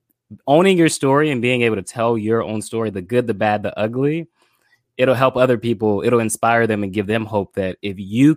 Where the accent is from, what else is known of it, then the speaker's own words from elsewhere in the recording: Pompano Beach, Florida, United States; Born and raised in Pompano Beach, Florida. I still live in Pompano Beach, Florida. I come from Haitian immigrant parents. So both of my parents are born in Haiti and came to the U.S. And I am the last of 10 children.